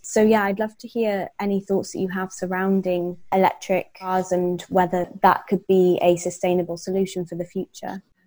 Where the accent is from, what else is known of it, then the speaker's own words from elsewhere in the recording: Wales, United Kingdom; because I grew up in Wales, um, in quite a rural part of Wales